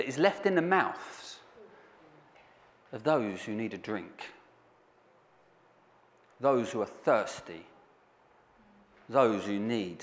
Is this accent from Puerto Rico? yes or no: no; Southend-on-Sea, East of England, United Kingdom; moved away; I'm from Southend